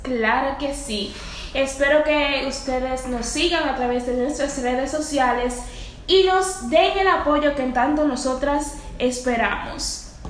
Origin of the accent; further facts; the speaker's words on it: San Cristóbal, Dominican Republic; nací en San Cristóbal